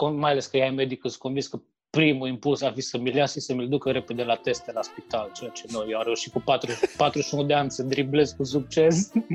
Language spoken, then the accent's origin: Romanian; Romania; moved away as an adult; now in Ireland; toți sunt irlandezi, numai eu sunt român acolo între ei